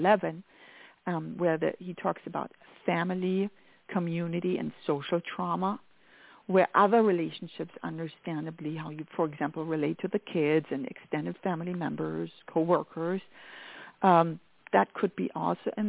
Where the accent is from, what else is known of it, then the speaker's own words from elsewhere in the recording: Germany; accent: German; English is a second language; moved away; I am very much from Germany